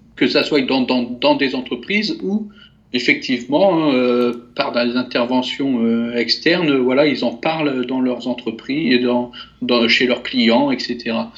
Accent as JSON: {"language": "French", "country": "France", "said": "même si je suis français, j'ai j'ai été euh, élevé euh, dans, la multiculturalité"}